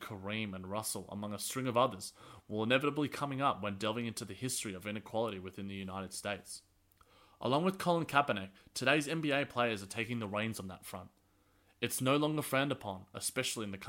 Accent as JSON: {"language": "English", "country": "Australia", "said": "as an Australian"}